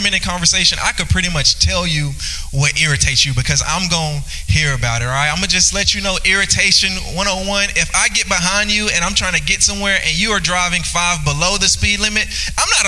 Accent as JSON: {"language": "English", "region": "Louisiana", "country": "United States", "moved": "yes", "lives_now": "Northwest Arkansas, United States", "said": "I'm from Louisiana"}